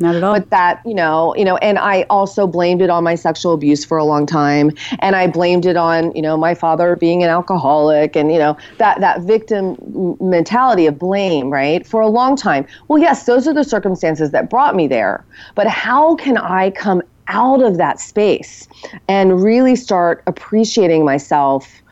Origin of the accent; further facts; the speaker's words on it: United States; a regular woman growing up in America